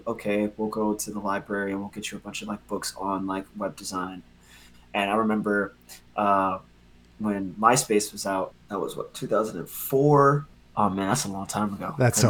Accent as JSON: {"language": "English", "town": "Philadelphia", "region": "Pennsylvania", "country": "United States", "tie": "born or raised there", "lives_now": "Harlem, United States", "said": "And I'm from Philly, Philadelphia, Pennsylvania."}